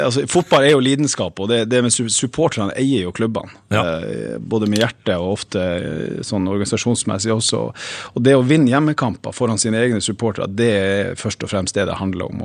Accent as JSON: {"language": "Norwegian", "region": "Northern Norway", "country": "Norway", "said": "Jeg er jo nordlending òg"}